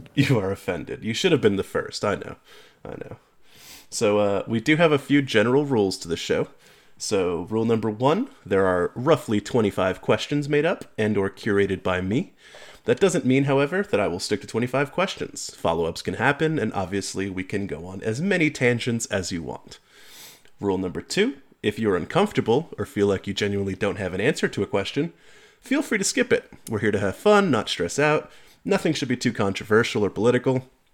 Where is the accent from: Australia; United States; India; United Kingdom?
United States; New York; I'm also from New York